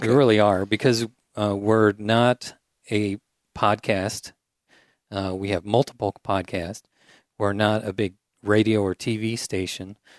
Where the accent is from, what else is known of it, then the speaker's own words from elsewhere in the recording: Triumph, Illinois, United States; now in Peoria, United States; I grew up about a hour north of here in a town of about a hundred and eighty people.